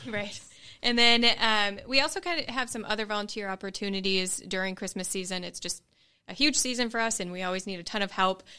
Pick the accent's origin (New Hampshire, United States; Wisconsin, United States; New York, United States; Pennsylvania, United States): Wisconsin, United States; Green Bay; moved away as an adult; now in Knoxville, United States; I am from Green Bay and have only lived in Green Bay